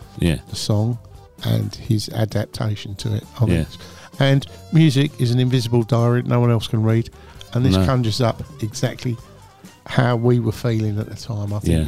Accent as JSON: {"language": "English", "region": "London", "country": "United Kingdom", "said": "I'm a Cockney, Irishman, whatever."}